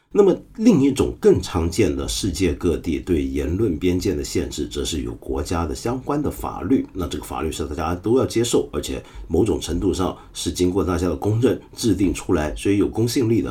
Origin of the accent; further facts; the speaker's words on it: China; 我们中国人